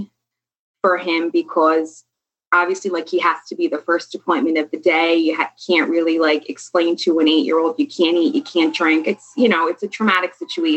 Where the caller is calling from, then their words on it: New York, United States; I'm calling from New York.